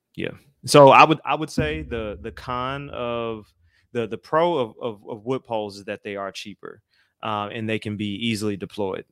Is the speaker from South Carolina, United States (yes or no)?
no; Atlanta, Georgia, United States; moved away; I am originally from Atlanta, Georgia